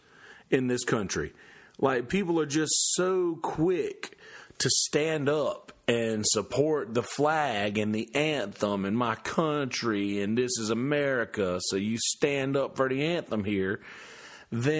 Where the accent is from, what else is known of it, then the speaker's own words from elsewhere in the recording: United States; I'm an American